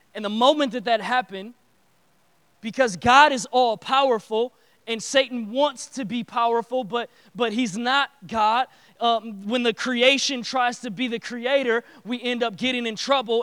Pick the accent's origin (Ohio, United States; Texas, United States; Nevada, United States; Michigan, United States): Michigan, United States; Detroit; I grew up in Detroit